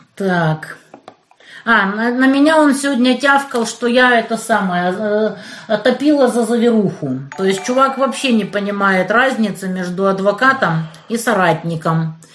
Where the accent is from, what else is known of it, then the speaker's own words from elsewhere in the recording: Kerch, Crimea, Ukraine; now in Donetsk, Ukraine; я из Кирчи